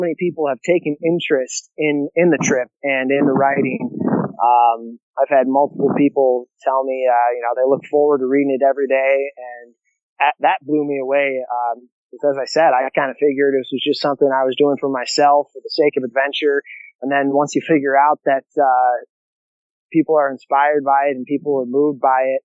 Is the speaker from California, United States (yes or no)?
no; Illinois, United States; now in South Dakota, United States; 2 in South Dakota where I live, and 2 in my hometown of Illinois, the same middle school that I went